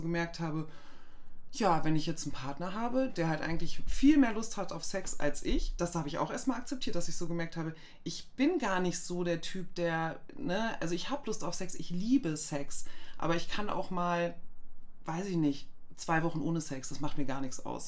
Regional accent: Goslar, Lower Saxony, Germany; moved away; ich komme aus Goslar ursprünglich

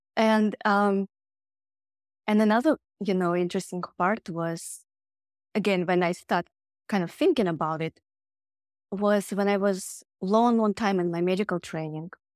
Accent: Siberia, Russia; moved away; I grew up in Siberia

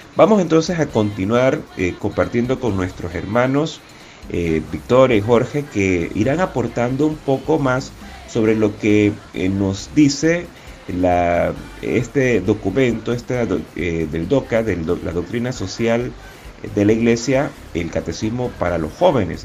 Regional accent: David, Chiriquí, Panama; la parroquia Catedral San José de David, de donde soy oriundo

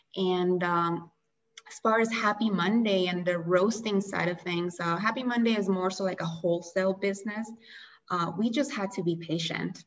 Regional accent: Colombia; now in Chicago, United States; I was born and raised in Colombia

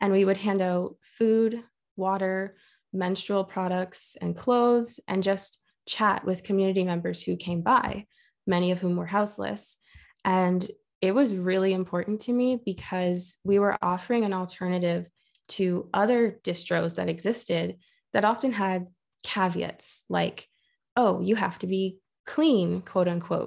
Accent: Brantford, Ontario, Canada; also born or lived in Toronto; I was born in Toronto, but raised on the territory of the Haudenosaunee, Anishinaabe, and Neutral Peoples in Brantford

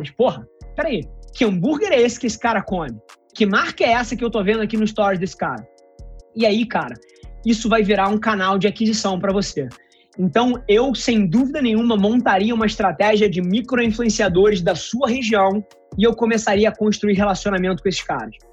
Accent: Cabo Frio, Rio de Janeiro, Brazil; sou aqui de Cabo Frio, vi que você tá, pô, pela cidade

